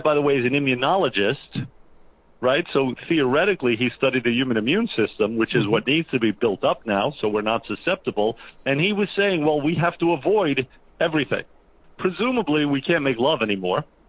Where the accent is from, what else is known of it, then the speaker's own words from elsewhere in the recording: New Jersey, United States; we're from New Jersey